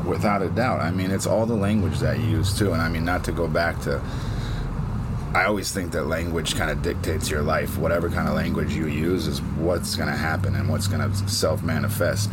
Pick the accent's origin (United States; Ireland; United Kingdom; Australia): United States; here in America